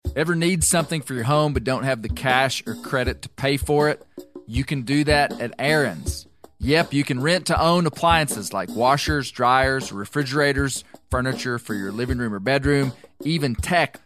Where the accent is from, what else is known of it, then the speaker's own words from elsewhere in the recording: Mena, Arkansas, United States; here from my hometown of Mena, Arkansas.